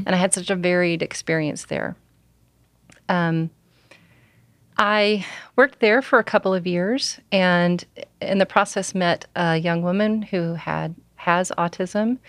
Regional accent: Alabama, United States; also born or lived in Oklahoma; I'm from Alabama

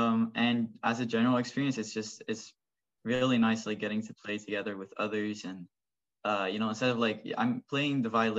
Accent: Netherlands; now in Oakville, Canada; I came from the Netherlands where I played the violin and where I was kind of in a similar type of orchestra.

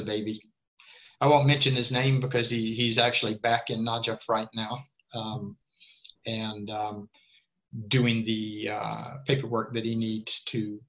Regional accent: Tampa, Florida, United States; moved away as an adult; now in Sweden; I grew up in Tampa, a Spanish-speaking town

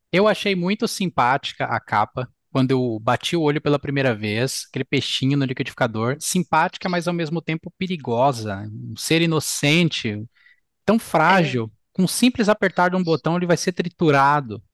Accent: Brazil; nós, brasileiros

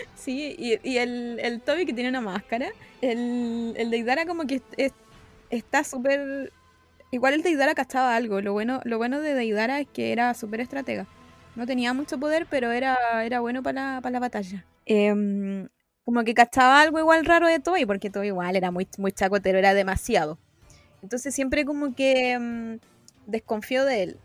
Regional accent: Chile; soy, soy chilena

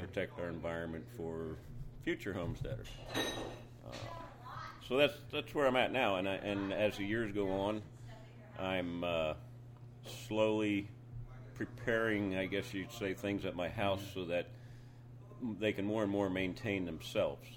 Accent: Lancaster County, Pennsylvania, United States; born or raised there; moved away as an adult; also born or lived in North Carolina

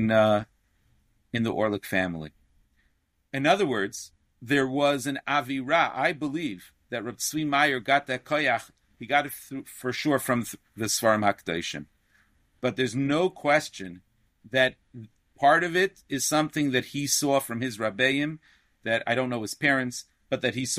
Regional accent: New York City, New York, United States; I grew up in Sheepshead Bay, Brooklyn

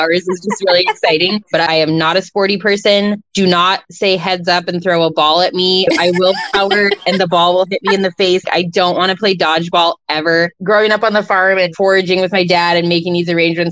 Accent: Michigan, United States; moved away as an adult; now in Bellingham, United States; I'm originally from Michigan, grew up on a farm

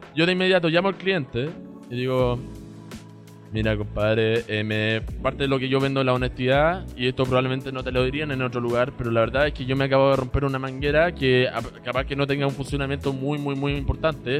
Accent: Chile; moved away as an adult; also born or lived in China / United States; Yo soy chileno, nacido y criado acá hasta los 19 años. Viví en China de los 4 hasta los 7 años.

